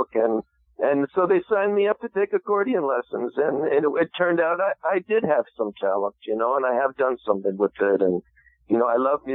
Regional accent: New Jersey, United States; moved away as an adult; also born or lived in West Virginia; I grew up in New Jersey

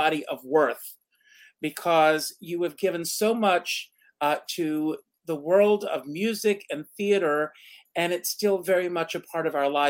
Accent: South Carolina, United States; when I was a young kid, growing up in South Carolina

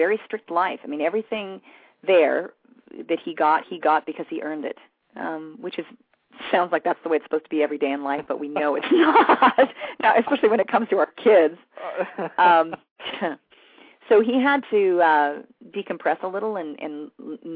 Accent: West Covina, California, United States; I grew up in West Covina

